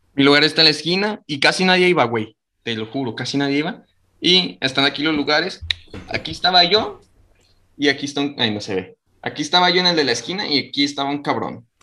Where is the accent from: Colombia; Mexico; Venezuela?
Mexico; Michoacán; eso está cerquita de mi pueblo